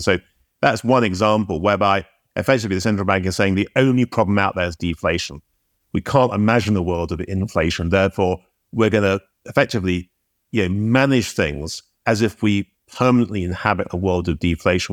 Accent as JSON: {"language": "English", "country": "United Kingdom", "said": "I'm British"}